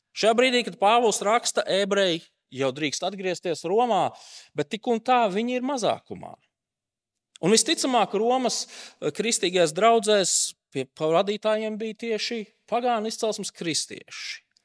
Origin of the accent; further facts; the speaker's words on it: Latvia; esam tomēr latvieši